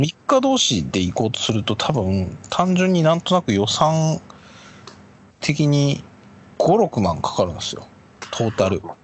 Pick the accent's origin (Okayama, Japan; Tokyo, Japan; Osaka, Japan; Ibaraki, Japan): Ibaraki, Japan; 地元茨城